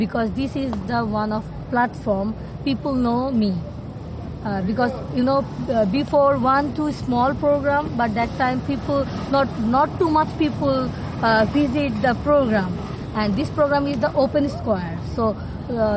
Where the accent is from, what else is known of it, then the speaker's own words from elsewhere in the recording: Bangladesh; now in Portugal; I'm from Bangladesh and my age is 29.